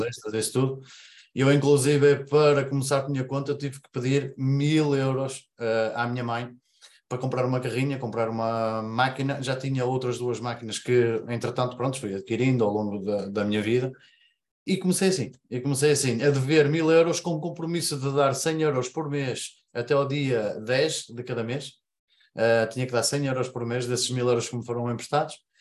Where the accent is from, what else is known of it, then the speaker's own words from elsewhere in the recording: Paredes, North, Portugal; Eu sou aqui de Paredes, zona norte do país, Porto, uh, cerca de 20 km do Porto